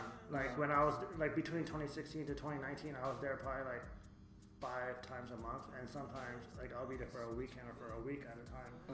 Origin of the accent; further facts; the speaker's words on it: Montreal, Quebec, Canada; moved away as an adult; also born or lived in Baltimore, Maryland / Los Angeles; now in Philadelphia, United States; I was born in Baltimore, Maryland, and then parents separated and then lived in Montreal from 95 to 2010.